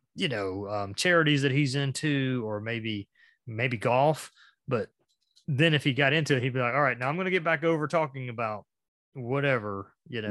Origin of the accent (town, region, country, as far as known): a little small town in Georgia, United States; born or raised there